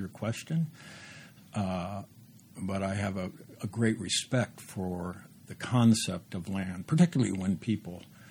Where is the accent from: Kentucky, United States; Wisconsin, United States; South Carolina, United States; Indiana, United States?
Indiana, United States; moved away as an adult; the land I grew up in, Indiana, the Midland of this country